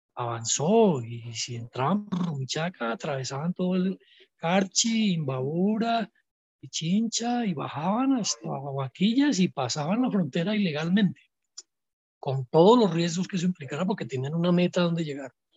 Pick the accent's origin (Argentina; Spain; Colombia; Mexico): Colombia; moved away as an adult; now in Quito, Ecuador; Yo soy colombiano